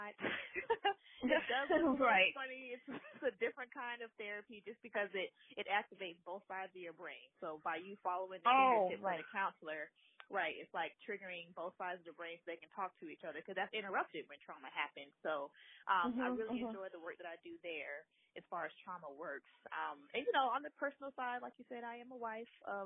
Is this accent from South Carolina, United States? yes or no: yes; South Carolina, United States; I am from South Carolina. I was raised here.